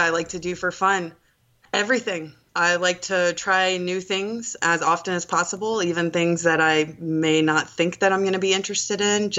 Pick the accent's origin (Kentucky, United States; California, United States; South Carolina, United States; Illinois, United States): South Carolina, United States; Charleston; So I am born and raised in Charleston, South Carolina. I'm 30 years old.